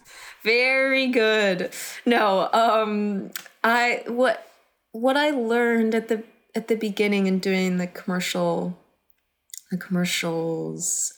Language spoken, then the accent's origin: English; Texas, United States; moved away; I grew up in Texas